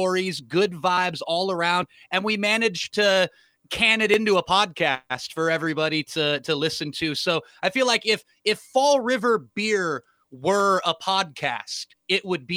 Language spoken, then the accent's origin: English; Santa Cruz County, California, United States; when I was growing up in Santa Cruz County